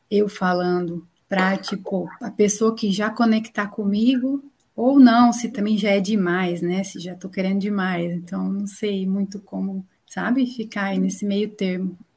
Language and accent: Portuguese; Paraná, Brazil; also born or lived in São Paulo state / Maringá; Eu vim lá do estado de São Paulo, vivi a vida toda no Paraná